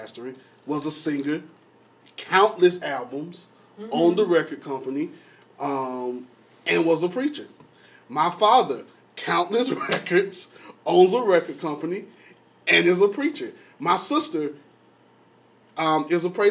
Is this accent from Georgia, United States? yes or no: yes; Atlanta, Georgia, United States; I grew up in Atlanta